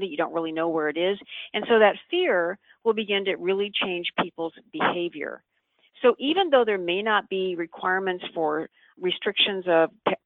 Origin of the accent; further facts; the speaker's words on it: San Francisco, California, United States; I'm actually from San Francisco